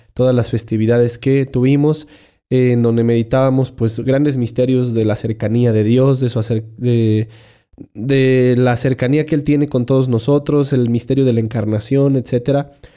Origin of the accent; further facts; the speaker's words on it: Mexico; Esos somos los mexicanos